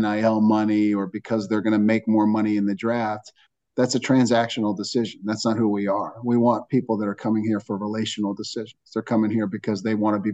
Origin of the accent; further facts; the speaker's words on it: Johnstown, Pennsylvania, United States; moved away; my time in Johnstown, Pennsylvania. You know, again, it's a community where people really care about one another. They pitch in, they help out, they take you in. You know, it's a community where anybody in my hometown would give you the shirt off their back